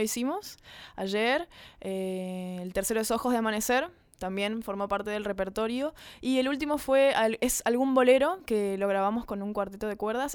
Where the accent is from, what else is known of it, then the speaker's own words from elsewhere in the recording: Corrientes, Argentina; somos dos de Corrientes, dos correntinas